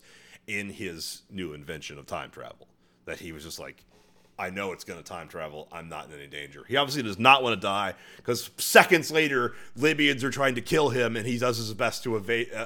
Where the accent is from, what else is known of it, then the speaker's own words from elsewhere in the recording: United States; I'm American